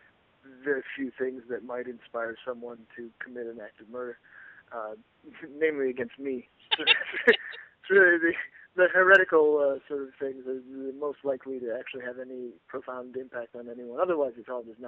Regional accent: Iowa, United States; now in New Jersey, United States; I grew up in Iowa

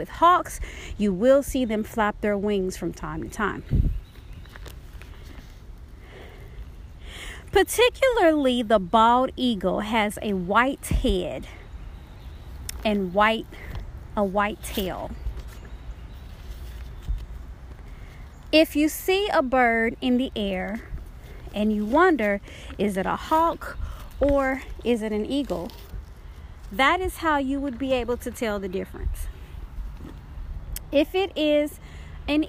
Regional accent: Dallas, Texas, United States; moved away; also born or lived in Oklahoma / Georgia; When I was growing up in Dallas, Texas

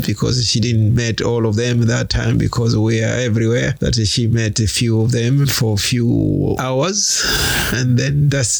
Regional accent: Zanzibar, Tanzania; moved away as an adult; now in Tasmania, Australia; I was born and raised in the island of Zanzibar in 1967. Born and raised in Zanzibar, and all my life is Zanzibar until 1999. That's the time I moved from Zanzibar to Tasmania.

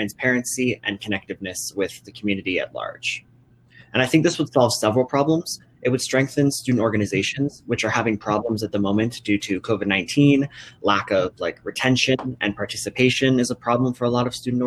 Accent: Cheyenne, Wyoming, United States; also born or lived in Laramie, Wyoming; I am from Cheyenne, Wyoming, although I was originally born in Laramie, so I haven't strayed too far from home.

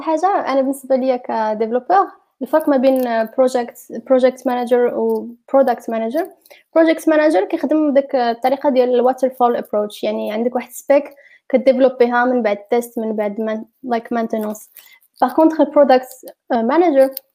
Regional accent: Fez, Fès-Meknès, Morocco; moved away as an adult; also born or lived in Rabat; now in Berlin, Germany; انا مش زديت فاس ولكن كبرت في فاس وقريت قريت عادي في المغرب

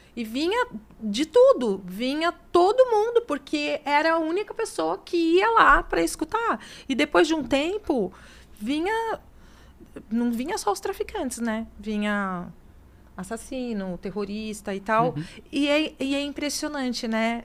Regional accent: Santos, São Paulo, Brazil; eu sou de Santos

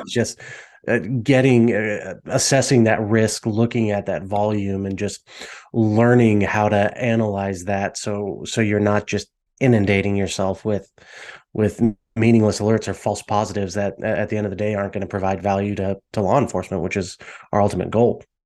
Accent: Las Vegas, Nevada, United States; growing up in Vegas, being used to Vegas casinos and the, the style resorts we have

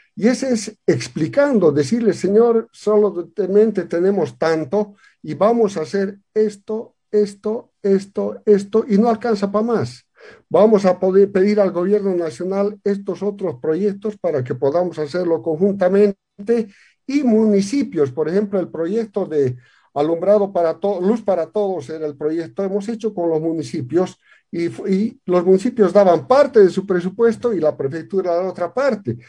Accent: La Paz, Bolivia; soy de La Paz, vengo, mis antepasados vienen de Carabuco

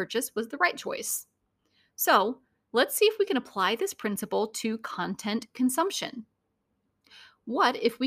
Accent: Northeast Indiana, United States; also born or lived in Northeast Ohio; The day after graduation, I moved from Northeast Indiana, 3 hours away, for the summer.

